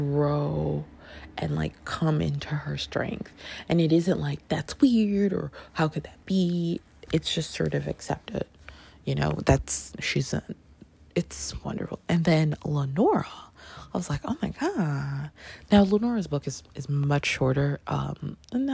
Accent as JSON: {"language": "English", "country": "Canada", "tie": "born or raised there", "moved": "yes", "lives_now": "New York, United States", "said": "I grew up in Canada"}